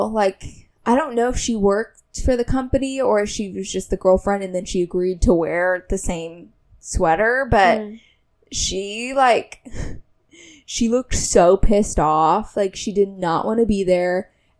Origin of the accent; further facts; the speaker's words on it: Indiana, United States; moved away; I'm from Indiana. I'm not from here.